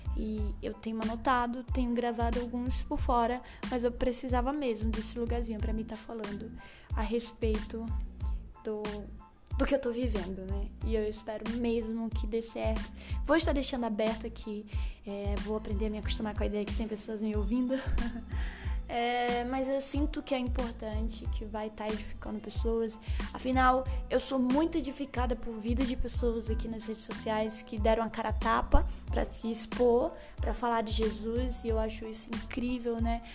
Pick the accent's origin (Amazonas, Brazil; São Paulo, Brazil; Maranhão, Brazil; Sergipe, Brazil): Sergipe, Brazil; Estância; accent: nordestino; Sou sergipana, por isso esse sotaque nordestino aqui. É, especificamente estanciana, uma cidadezinha do interior aqui de Sergipe.